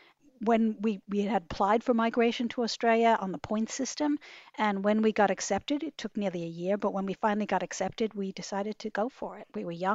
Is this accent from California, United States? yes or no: no; New York City, New York, United States; I grew up in New York City, very much a New Yorker.